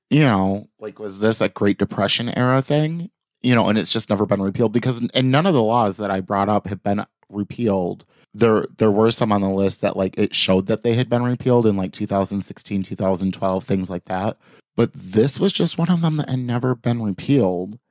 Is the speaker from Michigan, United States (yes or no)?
yes; Michigan, United States; we are from Michigan